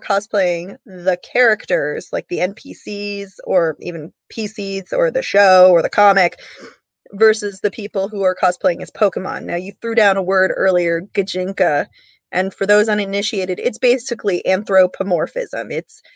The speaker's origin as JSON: {"language": "English", "region": "Massachusetts", "country": "United States", "tie": "born or raised there", "said": "My home state has the Boston Convention and Expo Center"}